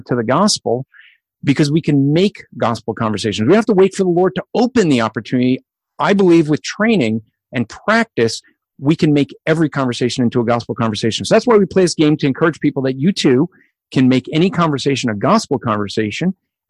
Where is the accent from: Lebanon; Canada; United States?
United States; New Jersey; I already said I was from Jersey.